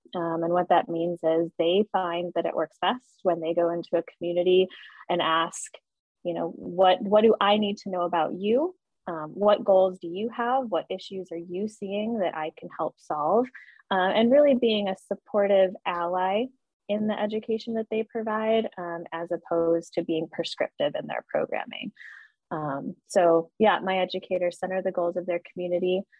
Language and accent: English; Colorado, United States; moved away; I'm originally coming from Colorado